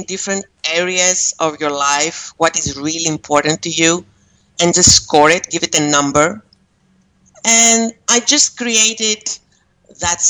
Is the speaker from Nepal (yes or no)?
no; Greece; moved away as an adult; also born or lived in Amsterdam, Netherlands; now in Malaysia; I am Greek, and I do live in Malaysia. And I was raised in Greece